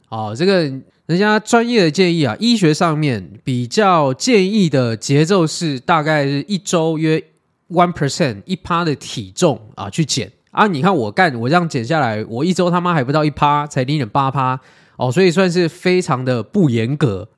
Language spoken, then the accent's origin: Chinese; Taiwan; 我们台湾人